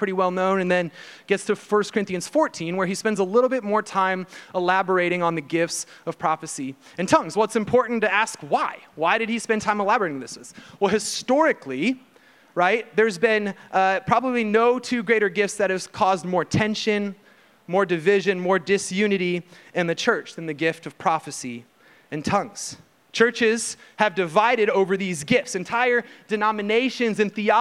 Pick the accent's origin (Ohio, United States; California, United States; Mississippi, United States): Ohio, United States; moved away as an adult; also born or lived in Houston, Texas; now in Texas, United States; we're from Ohio